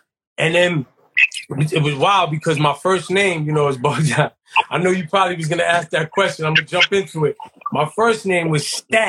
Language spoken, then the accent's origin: English; New York City, New York, United States; I'm from the Soundview section of the Bronx.